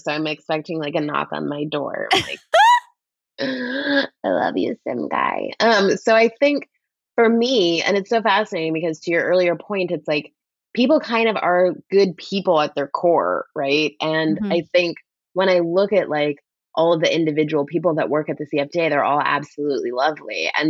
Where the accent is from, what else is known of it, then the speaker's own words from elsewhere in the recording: Canada; But, well, I'm Canadian, so I feel like we live in this sort of like, let's ask the tough questions world.